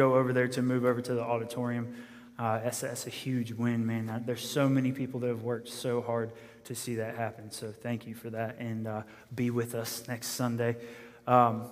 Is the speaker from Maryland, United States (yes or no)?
yes; Maryland, United States; I'm from Maryland, from a city area